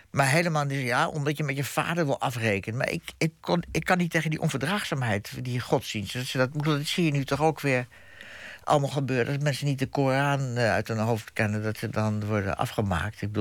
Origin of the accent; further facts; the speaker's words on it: Groningen, Netherlands; born there; also born or lived in Bussum; Ik ben in Groningen geboren.